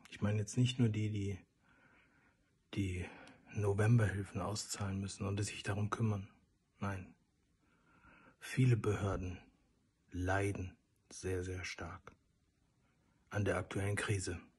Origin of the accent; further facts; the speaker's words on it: Mannheim, Baden-Württemberg, Germany; Bei uns in Mannheim